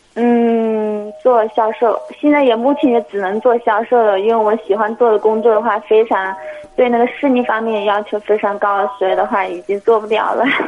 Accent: Hubei, China; moved away; 我是湖北的

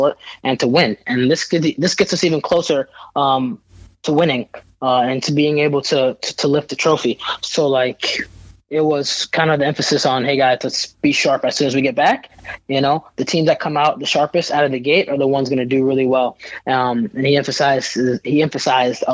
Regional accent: Virginia, United States; also born or lived in New York; I was born and raised in New York for a little bit before I moved to Virginia.

